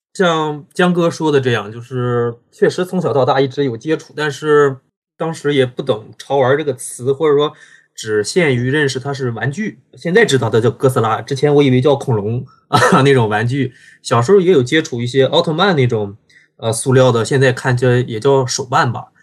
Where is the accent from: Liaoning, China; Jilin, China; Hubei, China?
Liaoning, China; Dalian; 我是大连人，现在生活在大连